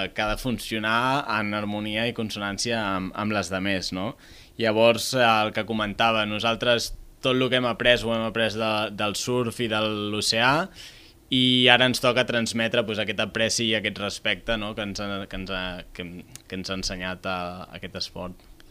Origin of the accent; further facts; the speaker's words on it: Reus, Catalonia, Spain; jo sóc de Reus